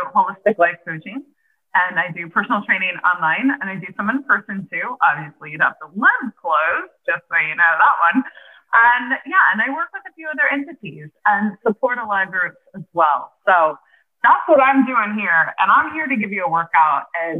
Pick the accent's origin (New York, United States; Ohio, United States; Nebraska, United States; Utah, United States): Nebraska, United States; now in Pennsylvania, United States; I'm originally from Nebraska and I'm actually moving back to Nebraska in a month